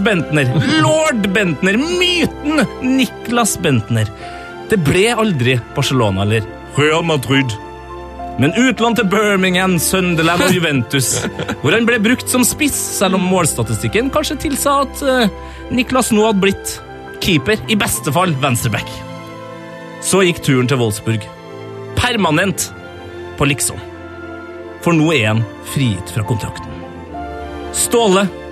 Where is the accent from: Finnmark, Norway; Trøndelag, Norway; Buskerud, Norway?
Trøndelag, Norway; både som trønder, nordmann